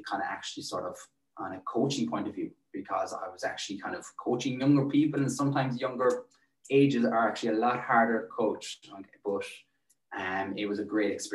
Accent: Tralee, Munster, Ireland; also born or lived in Dublin; I've lived in Tralee nearly all my life

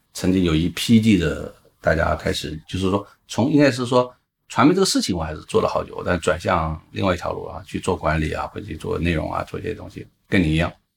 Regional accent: Guizhou, China; 因为贵州是我的家乡

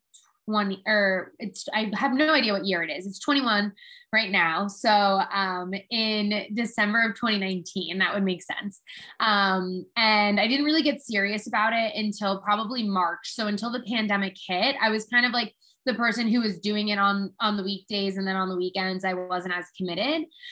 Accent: New Jersey, United States; moved away as an adult; also born or lived in Connecticut / Manhattan / Philadelphia / St. Louis; I'm originally from New Jersey

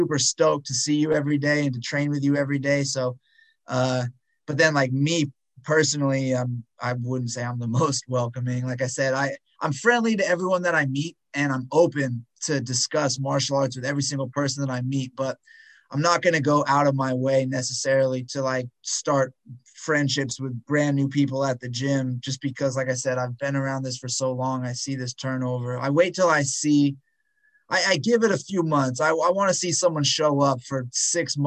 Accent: California, United States; moved away; I grew up in California and I don't live there anymore

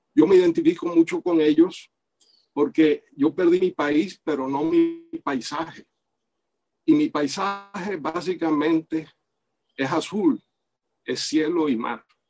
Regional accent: Cuba; moved away; also born or lived in Venezuela / United States; como cubano

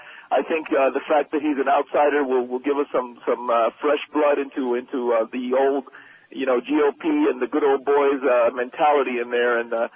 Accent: Miami, Florida, United States; I'm 33 years old. I'm Cuban-American, born and raised here.

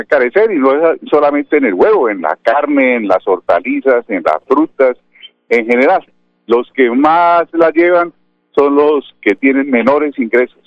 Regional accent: Colombia; somos colombianos

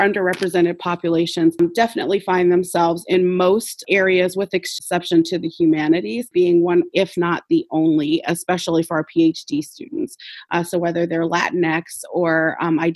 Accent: Chicago, Illinois, United States; We're in Chicago, which I'm very proud is my hometown, in an urban setting in the Hyde Park neighborhood, which I also grew up in Hyde Park.

